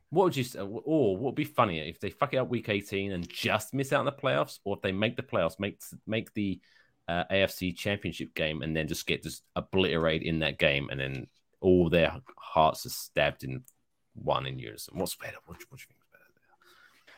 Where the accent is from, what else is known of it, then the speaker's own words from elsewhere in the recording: United Kingdom; now in United States; I am British